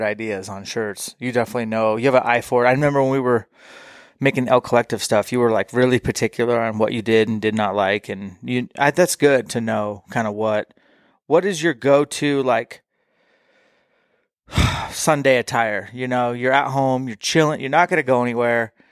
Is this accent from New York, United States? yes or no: no; Washington, United States; I am from Washington